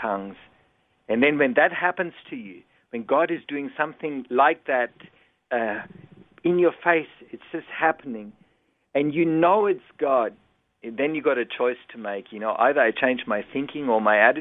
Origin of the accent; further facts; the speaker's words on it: Germany; English is a second language; moved away as an adult; now in Australia; I was born and raised in Germany, came out when I was 20 years old